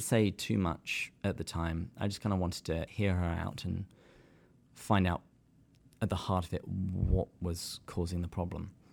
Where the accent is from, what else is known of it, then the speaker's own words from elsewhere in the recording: England, United Kingdom; moved away as an adult; now in San Diego, United States; I am from the great country of England